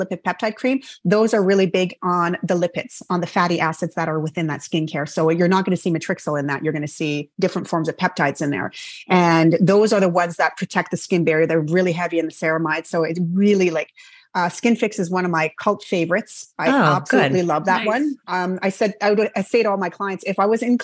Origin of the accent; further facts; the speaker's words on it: Canada; I'm Canadian